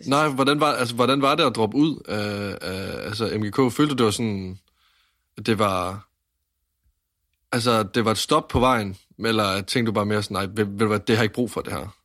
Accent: Varde, Southern Denmark, Denmark; Jeg kommer fra Vardag

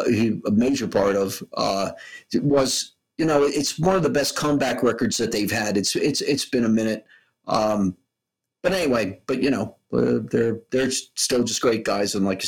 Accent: New York City, New York, United States; I mean, I'm from the South Bronx. Fuck Compton.

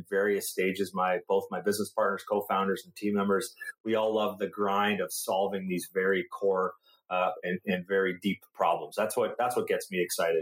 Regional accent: Canada; I'm Canadian

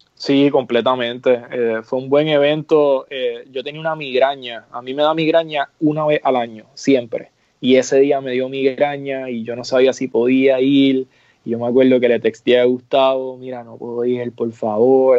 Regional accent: Puerto Rico; moved away as an adult; now in New York, United States; yo soy puertorriqueño, pero soy como una generación nueva de, New Yorkers, este, porque ya llevo casi 10 años establecido allá

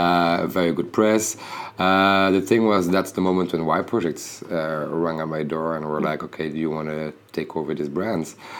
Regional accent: Bruges, Flanders, Belgium; I come from Bruges, so basically when you when you're there, you really like you live in a very sleepy city

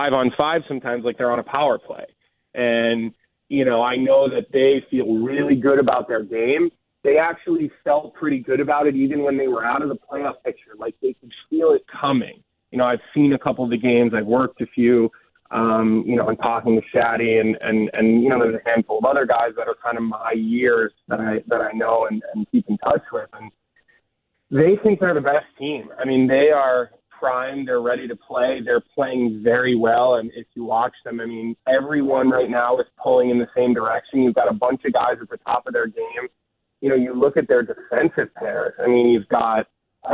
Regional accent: Villanova, Pennsylvania, United States; moved away as an adult; also born or lived in Boston; I'm from Villanova.

